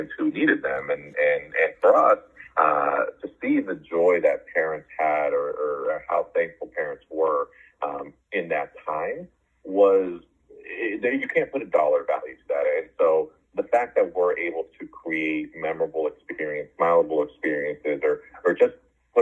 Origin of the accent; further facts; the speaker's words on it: Arizona, United States; also born or lived in San Francisco, California / West Coast; I was born in San Francisco, grew up on the West Coast. My family moved to Arizona when I was in middle school and ended up doing middle school and high school in Arizona